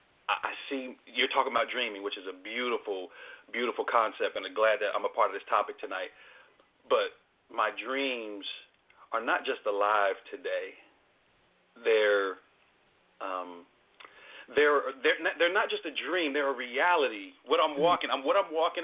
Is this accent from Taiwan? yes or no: no; Trenton, New Jersey, United States; also born or lived in North Carolina; now in Austin, United States; I'm originally from Trenton, New Jersey.